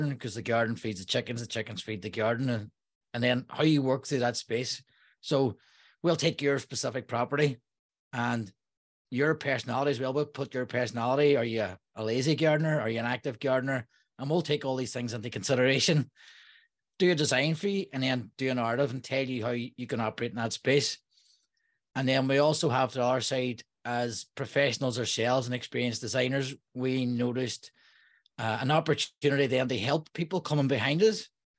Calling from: Derry, Northern Ireland, United Kingdom; I'm calling from Derry, Northern Ireland.

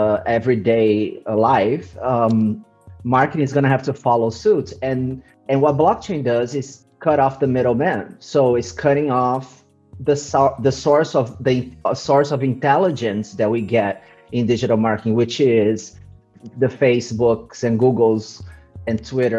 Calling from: Eindhoven, North Brabant, Netherlands; I'm in Eindhoven, the south of the Netherlands, from lockdown.

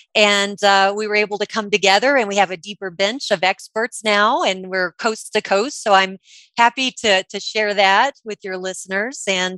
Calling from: Denver, Colorado, United States; And I am speaking from Denver, Colorado.

